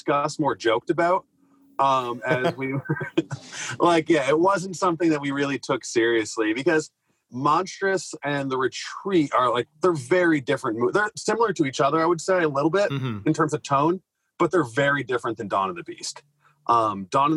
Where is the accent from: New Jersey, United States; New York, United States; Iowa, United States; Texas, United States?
New York, United States; the Adirondacks; I grew up around the Adirondacks